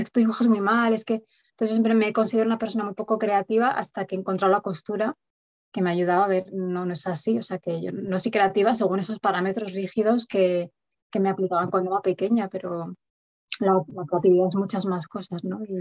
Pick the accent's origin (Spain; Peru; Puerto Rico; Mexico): Spain; Madrid, Community of Madrid; moved away as an adult; now in Sierra Norte de Madrid, Spain; vivo en un pueblo de la Sierra Norte de Madrid, aunque soy de Madrid capital